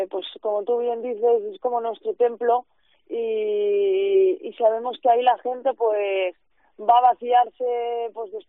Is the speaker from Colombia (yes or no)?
no; Barcelona, Catalonia, Spain; now in Salamanca, Spain; Claro, yo vengo de Barcelona, entonces para mí Salamanca es pequeñita